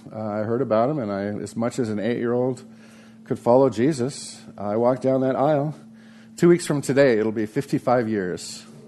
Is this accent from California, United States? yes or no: yes; Santa Barbara, California, United States; growing up in Santa Barbara, California, with my two older sisters